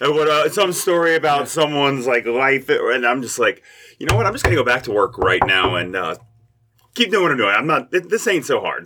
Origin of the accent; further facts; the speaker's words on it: Lexington, Kentucky, United States; moved away as an adult; also born or lived in Indianapolis / Louisville; now in Covington, United States; I'm from Lexington, Kentucky, so I went to uh, Dunbar, uh, right near Keeneland.